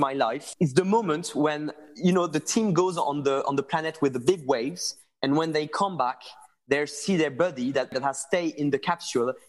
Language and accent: English; France; accent: French; English is a second language; sorry for my French English